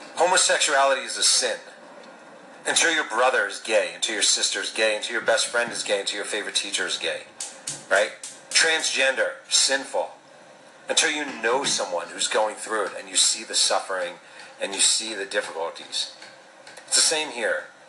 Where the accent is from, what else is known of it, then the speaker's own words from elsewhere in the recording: New York, United States; I'm an American because my parents had sex here, my mom's womb was here when I came out of it